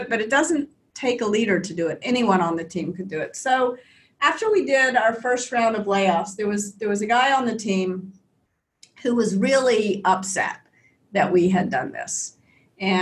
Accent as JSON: {"language": "English", "town": "Memphis", "region": "Tennessee", "country": "United States", "tie": "born or raised there", "said": "I grew up in Memphis in the South in the US"}